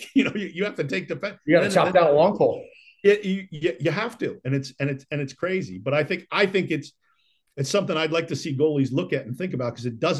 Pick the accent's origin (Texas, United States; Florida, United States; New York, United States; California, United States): New York, United States; Rochester; moved away; I played some growing up in Rochester.